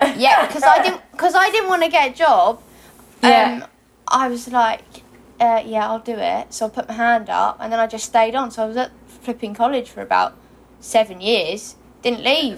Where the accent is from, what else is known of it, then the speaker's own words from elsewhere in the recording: Hastings, South East England, United Kingdom; I was born in Hastings, but um, I grew up just outside Hastings in the countryside